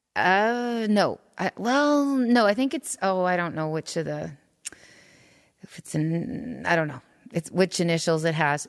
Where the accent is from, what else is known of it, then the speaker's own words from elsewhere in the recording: Saskatoon, Saskatchewan, Canada; I grew up in Saskatoon, Saskatchewan